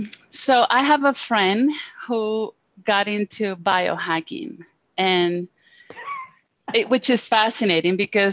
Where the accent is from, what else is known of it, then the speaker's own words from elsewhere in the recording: Venezuela; English is a second language; now in Boulder, United States; So I live in Boulder, Colorado. I was born in Venezuela. So you're going to notice an accent as I speak.